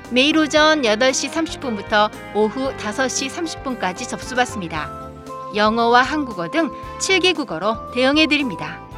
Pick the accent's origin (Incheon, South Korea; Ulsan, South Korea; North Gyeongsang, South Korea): Incheon, South Korea; moved away as an adult; now in Fukuoka, Japan; 어, 저는 인천 출신이고 후쿠오카에서 생활이 시작한 지 어느덧 27년이라는 세월이 지났습니다.